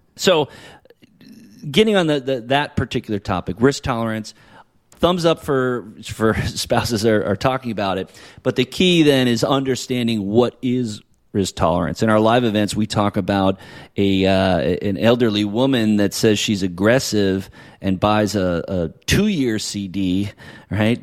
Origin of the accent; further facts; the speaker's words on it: New Hampshire, United States; now in California, United States; I grew up in New Hampshire, right? I got family there and I live here in California.